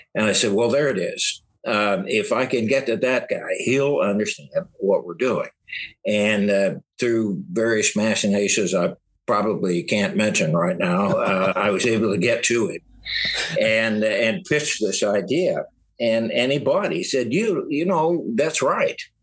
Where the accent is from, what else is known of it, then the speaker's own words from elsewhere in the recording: Southeast Missouri, United States; I'm from Southeast Missouri